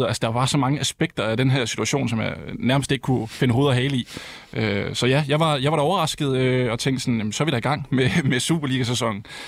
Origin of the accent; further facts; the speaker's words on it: Herning, Central Denmark Region, Denmark; jeg kommer fra Herning